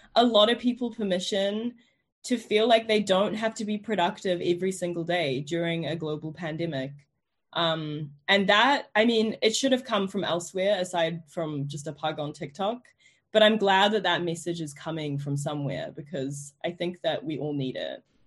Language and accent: English; New Zealand; moved away as an adult; also born or lived in New York, United States; now in London, United Kingdom; growing up in New Zealand